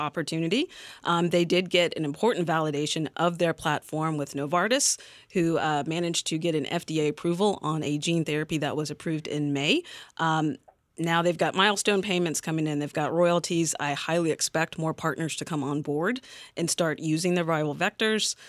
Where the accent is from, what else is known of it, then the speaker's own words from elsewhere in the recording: North Carolina, United States; I'm from North Carolina